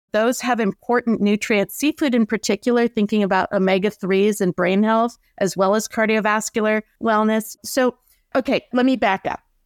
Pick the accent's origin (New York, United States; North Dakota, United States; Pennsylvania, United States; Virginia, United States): North Dakota, United States; I grew up in North Dakota